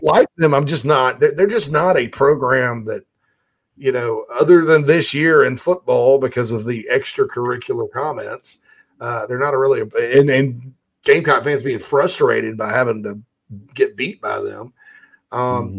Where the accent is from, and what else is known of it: Spartanburg, South Carolina, United States; born or raised there